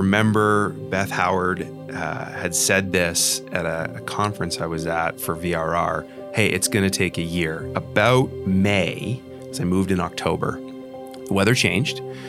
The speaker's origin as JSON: {"language": "English", "country": "Canada", "moved": "as an adult", "lives_now": "United States", "said": "moving from Canada to the United States, it was scary. It was scary for political reasons. It was scary for cultural reasons, my identity as a Canadian"}